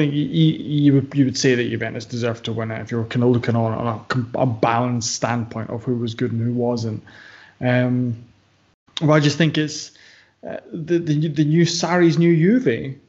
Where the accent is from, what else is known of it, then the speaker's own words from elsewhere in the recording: Ireland; I'm from Ireland.